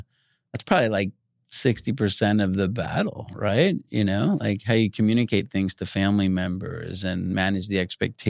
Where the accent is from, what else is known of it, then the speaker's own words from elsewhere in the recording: Long Island, New York, United States; I grew up on Long Island in New York, and most everybody in my little town went to Dr. Serrano.